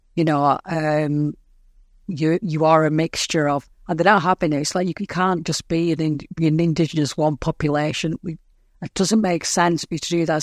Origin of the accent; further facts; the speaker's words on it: Lancashire, North West England, United Kingdom; I'm from England